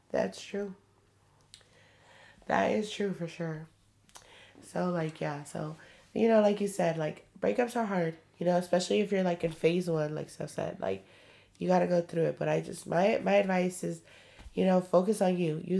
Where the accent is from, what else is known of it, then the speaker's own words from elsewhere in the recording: Atlanta, Georgia, United States; By the way, I'm from Atlanta and I'm 27 years